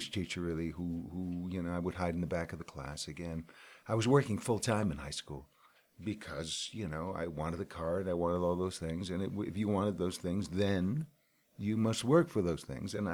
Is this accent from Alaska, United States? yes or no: no; New Haven, Connecticut, United States; I grew up in New Haven.